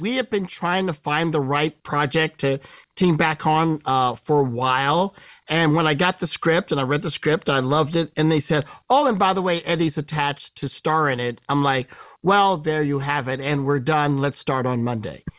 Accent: Midwest, United States; I grew up in the Midwest

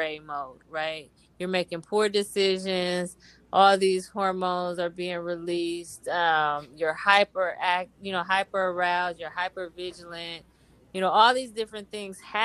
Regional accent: Oakland, California, United States; I grew up in East Oakland

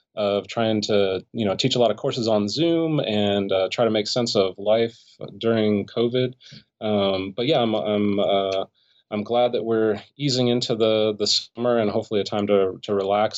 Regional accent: Los Angeles, California, United States; born or raised there

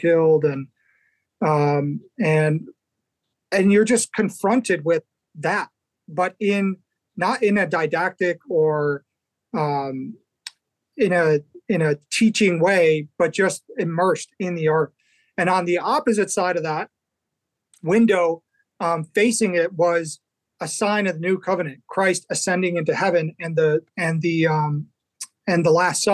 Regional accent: Chicago, Illinois, United States; I grew up in Chicago originally

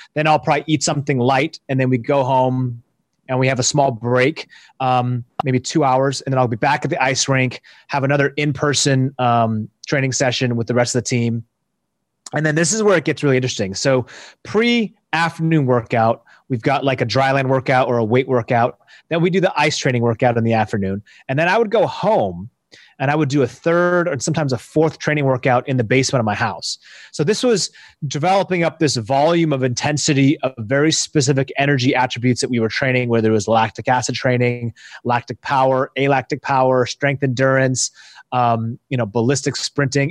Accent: Seattle, Washington, United States; I'm from Seattle, the Pacific Northwest

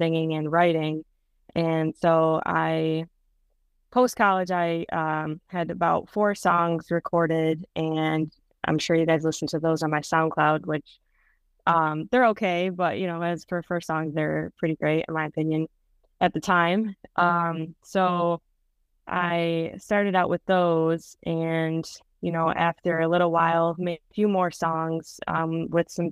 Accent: Rochester, New York, United States; I'm from Rochester, New York, which is on the west side of Rochester, or New York, near Buffalo

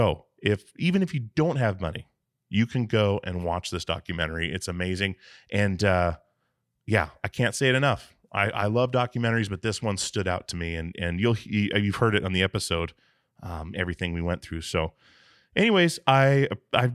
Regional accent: Alaska, United States; I grew up in Alaska

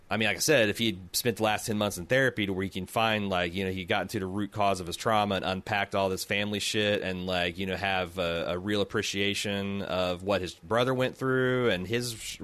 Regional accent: Mexico; born there; He probably sounds more like a Mexican than I do, and I was born in Mexico.

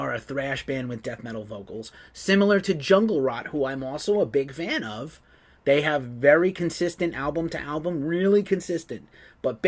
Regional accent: New York, United States; I'm from New York

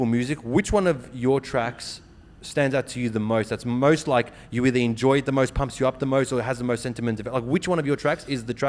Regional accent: Australia; my growing up in Australia

